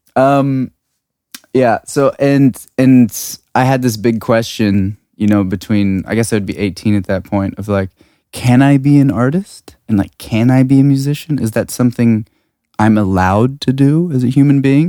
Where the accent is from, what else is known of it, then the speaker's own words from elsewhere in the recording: Washington, District of Columbia, United States; moved away as an adult; also born or lived in California / Prague / London; now in Berlin, Germany; I grew up on the East Coast